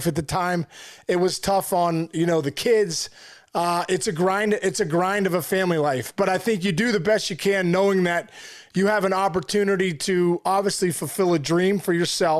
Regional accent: Pittsburgh, Pennsylvania, United States; I'm from Pittsburgh

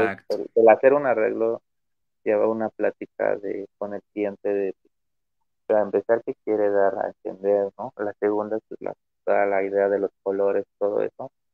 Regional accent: Mexico; Como mexicano

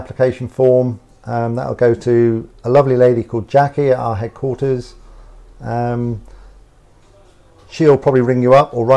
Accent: Cornwall, South West England, United Kingdom; being Cornish

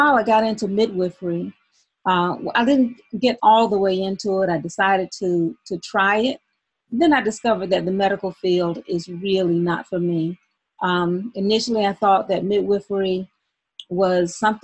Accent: Albany, Georgia, United States; moved away as an adult; also born or lived in Atlanta / Philadelphia; now in Albany, United States; from Albany, Georgia, my hometown.

